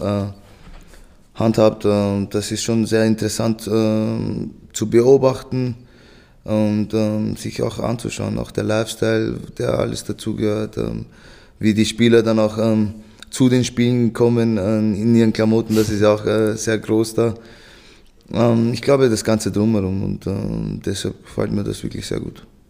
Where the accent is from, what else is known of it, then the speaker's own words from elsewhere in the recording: Vienna, Austria; ich bin ja in Wien geboren, da aufgewachsen